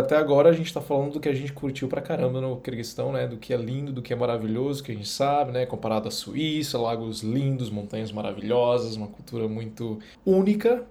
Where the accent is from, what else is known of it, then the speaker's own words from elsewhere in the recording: interior of northern Pará, Brazil; Eu vim do norte do Pará. Eu quero, eu vim do interior do Pará